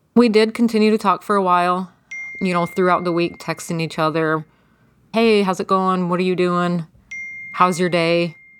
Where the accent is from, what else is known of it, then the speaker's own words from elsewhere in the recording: Jackson, Michigan, United States; I am from Jackson, Michigan.